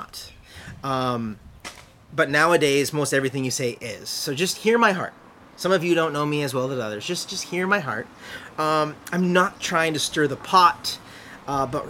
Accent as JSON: {"language": "English", "country": "United States", "said": "being a Bible-believing and Jesus-following Christian as an American"}